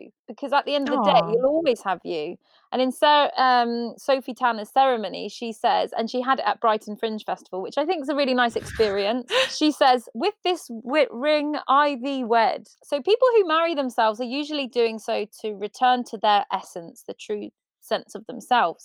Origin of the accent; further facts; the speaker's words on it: Ireland; I'm Irish